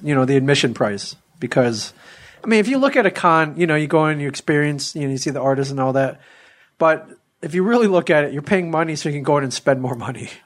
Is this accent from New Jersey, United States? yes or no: no; Ann Arbor, Michigan, United States; I grew up in Ann Arbor